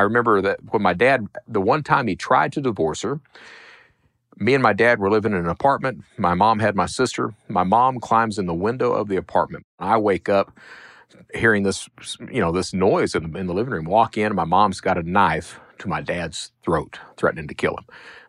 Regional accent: Hazard, Kentucky, United States; but I'm from Eastern Kentucky. Hazard is coal country.

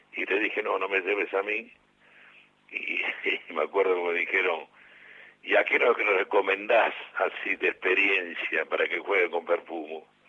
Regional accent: Bahía Blanca, Buenos Aires Province, Argentina; moved away; Bellavista en el club de mi barrio

